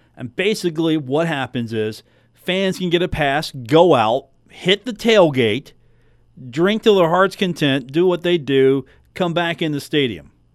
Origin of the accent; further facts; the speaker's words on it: Huntington, West Virginia, United States; as a kid growing up in Huntington, it was always a Marshall basketball town